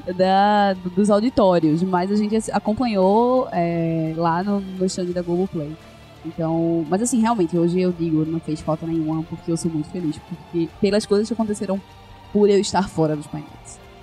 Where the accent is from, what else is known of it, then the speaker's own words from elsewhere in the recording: Brazil; como bons brasileiros que somos